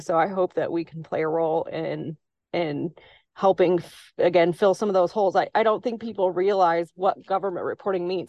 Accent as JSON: {"language": "English", "town": "Simpson", "region": "Illinois", "country": "United States", "tie": "born or raised there", "said": "I grew up in the town of Simpson, which many people have never heard"}